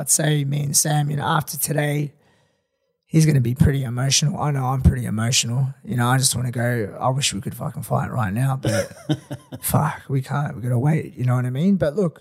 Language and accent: English; Melbourne, Victoria, Australia; Come to my hometown